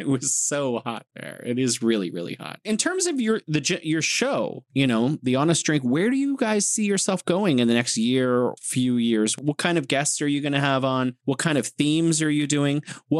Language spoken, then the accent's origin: English; San Francisco, California, United States; now in China; I'm from San Francisco.